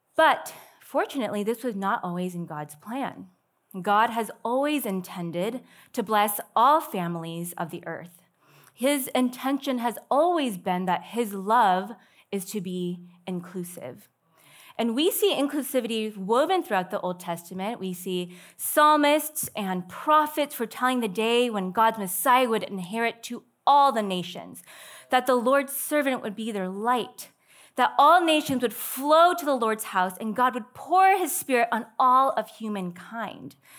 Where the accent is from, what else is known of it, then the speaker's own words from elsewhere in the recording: Sammamish, Washington, United States; now in Loma Linda, United States; I'm from Sammamish, Washington.